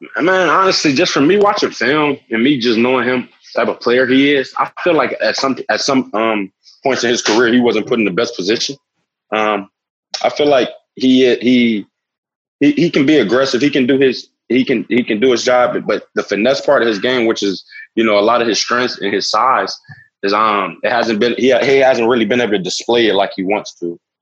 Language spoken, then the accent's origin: English; Los Angeles, California, United States; growing up in Los Angeles, I spent a large portion of my life down on Skid Row